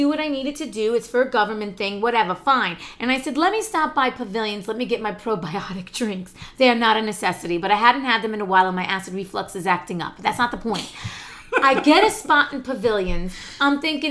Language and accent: English; New Jersey, United States; I grew up out right outside New Jersey